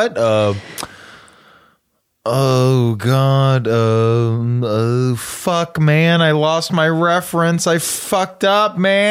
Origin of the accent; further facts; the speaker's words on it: the North, United States; I'm a guy from the North